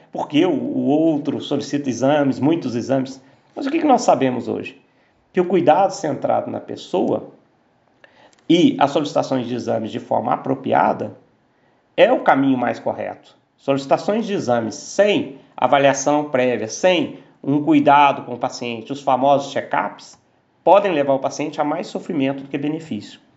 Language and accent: Portuguese; Aiuruoca, Minas Gerais, Brazil; Eu sou de Ayuro Oka, sul de Minas.